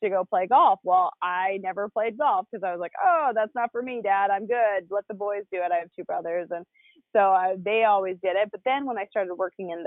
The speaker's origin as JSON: {"language": "English", "country": "Canada", "tie": "born or raised there", "said": "I grew up in Canada"}